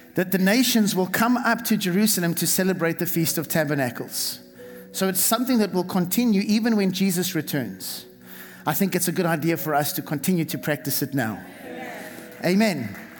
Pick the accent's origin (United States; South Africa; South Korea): South Africa; moved away; the church that I was raised in in South Africa